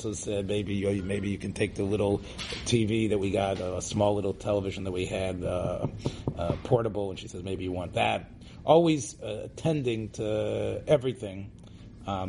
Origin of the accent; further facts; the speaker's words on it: Memphis, Tennessee, United States; I grew up in Memphis, Tennessee